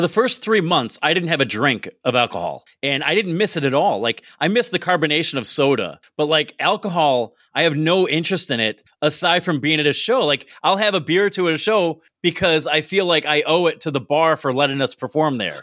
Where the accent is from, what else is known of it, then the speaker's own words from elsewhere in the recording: Binghamton, New York, United States; moved away as an adult; also born or lived in Maryland / Pennsylvania; I grew up in Binghamton, went away for a while